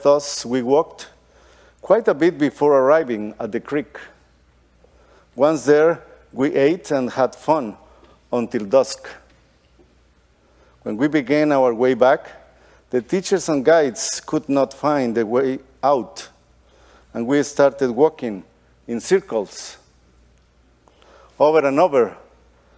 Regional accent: Guatemala; also born or lived in Costa Rica; now in Texas, United States; I was born in Guatemala

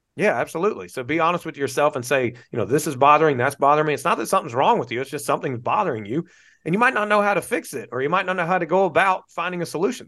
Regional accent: North Carolina, United States; moved away as an adult; now in Florida, United States; I'm from North Carolina, born and raised in North Carolina

